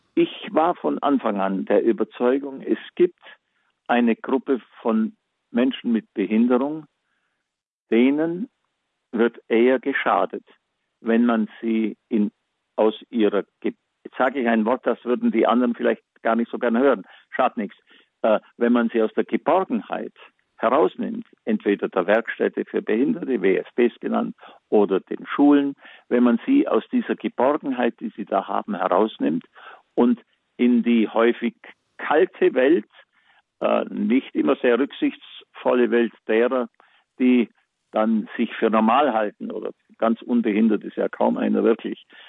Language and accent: German; Germany; bei uns in Deutschland